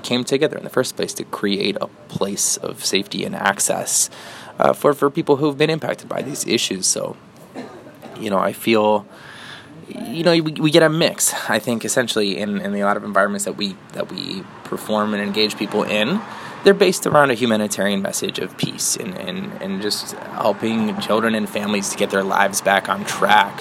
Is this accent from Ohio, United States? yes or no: yes; Northeast Ohio, United States; I was born and raised in Northeast Ohio